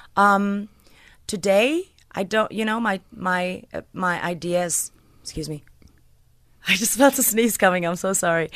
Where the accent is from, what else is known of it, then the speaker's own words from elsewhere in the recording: Port Elizabeth, Eastern Cape, South Africa; I'm just from P